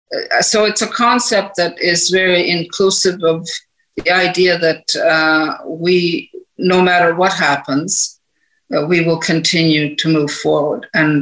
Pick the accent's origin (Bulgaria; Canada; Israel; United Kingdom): Canada; There's also, as a Canadian Governor General, I have to look at the diversity of the country.